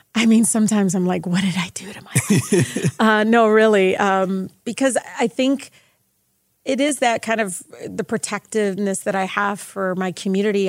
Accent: Detroit, Michigan, United States; I grew up in Southwest Detroit

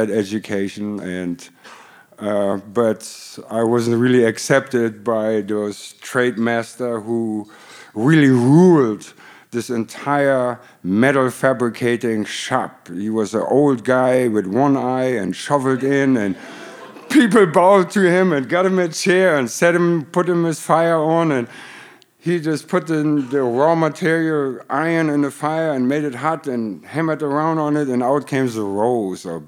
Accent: Germany; English is a second language; moved away as an adult; also born or lived in Detroit / Hollywood; now in United States; I grew up in Germany

